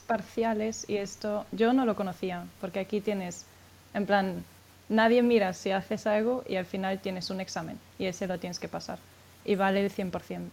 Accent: Spain; now in Frankfurt, Germany; yo soy española

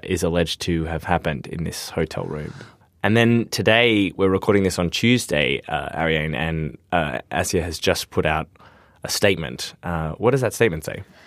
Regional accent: Australia; as an Australian

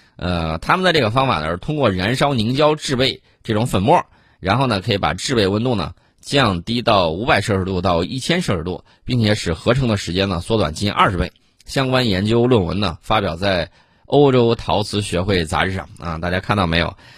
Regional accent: China; 我们中国人

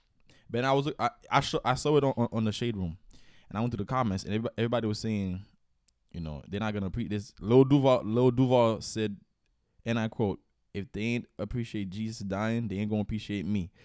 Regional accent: Haiti; moved away; I'm from Haiti.

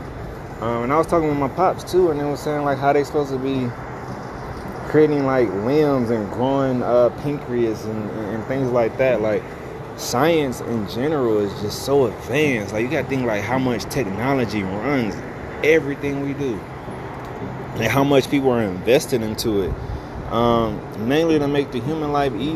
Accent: United States; Me being an American

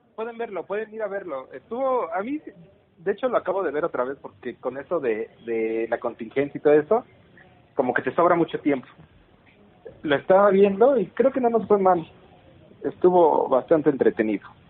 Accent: Pachuca, Hidalgo, Mexico; somos de Pachuca los dos

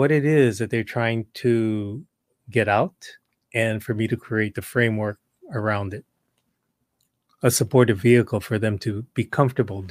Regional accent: Honolulu, Hawaii, United States; I was born and raised in Honolulu, Hawaii.

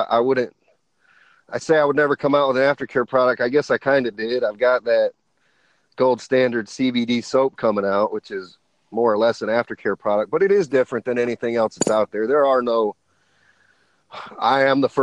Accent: Elkhart, Indiana, United States; here in my hometown

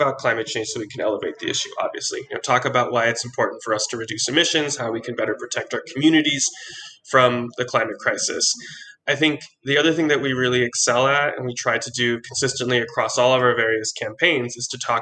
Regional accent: Oceanside, California, United States; I'm from Oceanside

